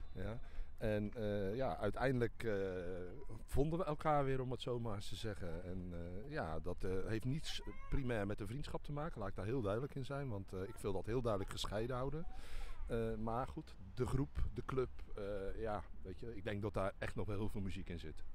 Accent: Dordrecht, South Holland, Netherlands; geboren en getogen in Dordrecht.

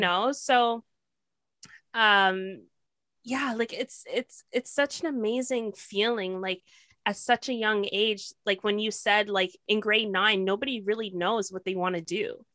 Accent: Toronto, Ontario, Canada; also born or lived in Kingston, Ontario; I've been living in Toronto since I was eight years old

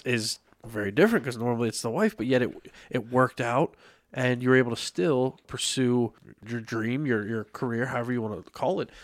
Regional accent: Lebanon, Pennsylvania, United States; growing up in Lebanon, you know, born and raised

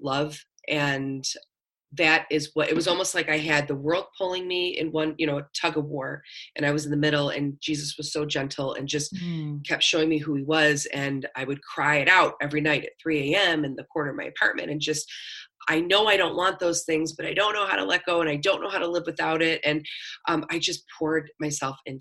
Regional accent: Buffalo, New York, United States; moved away as an adult; also born or lived in Florida / Tennessee / Los Angeles; I'm born and raised in Buffalo, moved around a lot, went to college in Florida, lived in Tennessee, moved out to LA, and then came back to Buffalo

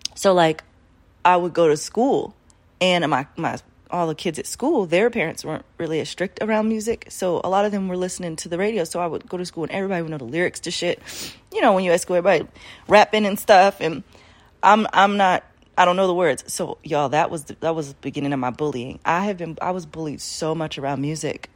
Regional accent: Baltimore, Maryland, United States; I was raised in Baltimore

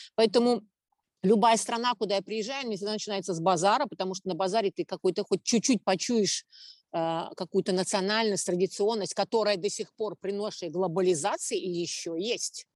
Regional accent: Riga, Latvia; я родилась в Риге

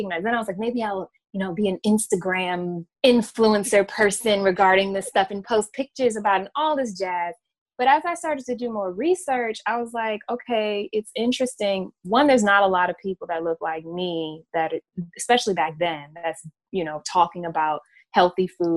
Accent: Gloucester, Virginia, United States; also born or lived in New York; my hometown of Gloucester, Virginia

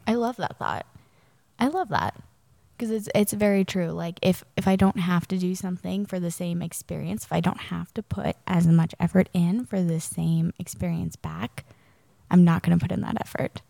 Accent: Charlotte, North Carolina, United States; I grew up in Charlotte, North Carolina

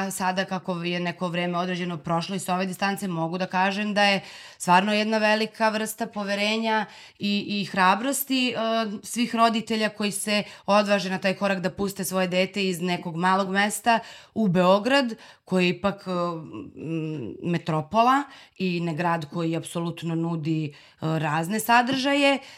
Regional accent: Zubin Potok, Kosovo; now in Belgrade, Serbia; meni je nekako od uvek moje mesto gde sam odrasla, sad volim ga najviše na svetu, naravno, ali od uvek mi je bilo malo i želela sam i znala sam da ću da dođem u Beograd.

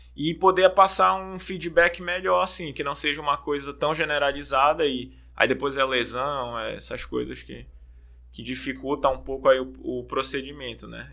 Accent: Belém, Pará, Brazil; moved away; De Belém, sou natural de Belém

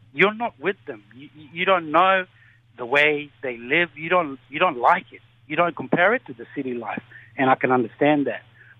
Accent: South Sudan; now in Australia; I'm so proud to be an Australian citizen, man. I came from South Sudan, 2004.

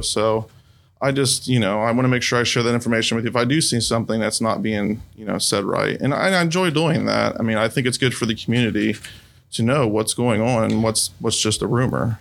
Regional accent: Xenia, Ohio, United States; also born or lived in Fairborn, Ohio; I grew up in Xenia

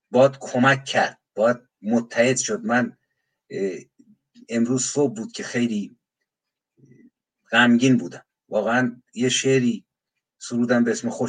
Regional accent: Iran; born there; من متحد به انسان ایرانی هم که توی مملکت زاده شدم زبانش رو میدونم شعرش رو میشناسم ادبیاتش رو میشناسم

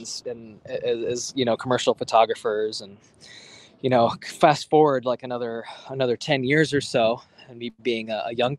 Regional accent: New York City, New York, United States; I grew up in Manhattan. You know, I'm a New Yorker through and through

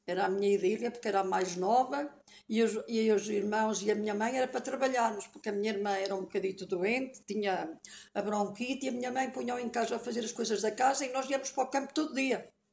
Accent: Portugal; also born or lived in Passo; Nasci ali no Cruzeiro, ali naquela casa que hoje está.

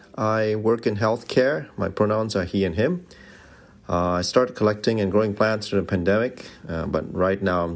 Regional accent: Singapore; now in Honolulu, United States; I'm Singaporean, but currently live in Honolulu on the island of Oahu.

